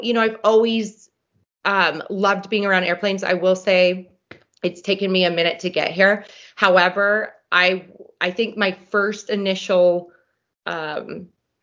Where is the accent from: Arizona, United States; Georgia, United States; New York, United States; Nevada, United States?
Nevada, United States; Reno; we always grew up around airplanes out at the Stead Airport